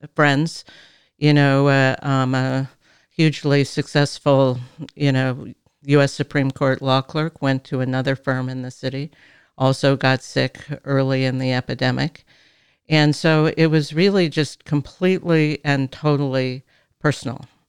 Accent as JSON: {"language": "English", "region": "California", "country": "United States", "tie": "born or raised there", "said": "I was raised in Arenda. You know, I'm a third generation Californian."}